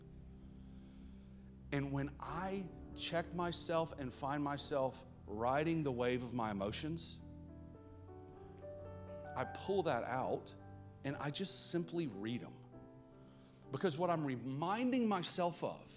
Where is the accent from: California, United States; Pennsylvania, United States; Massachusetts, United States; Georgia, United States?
Georgia, United States; Atlanta; accent: Southern; if you cannot tell by my accent, I'm from the South. And so, like, my parents are old school, super religious Southern.